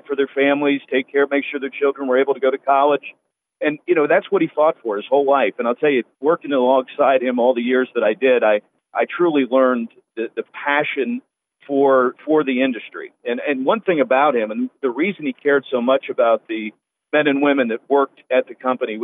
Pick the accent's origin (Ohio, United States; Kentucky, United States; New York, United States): Ohio, United States; Sabina; now in Columbus, United States; I was born in Clinton County. I grew up on a farm just outside the small town of Sabina, and of course now I live in inner city Columbus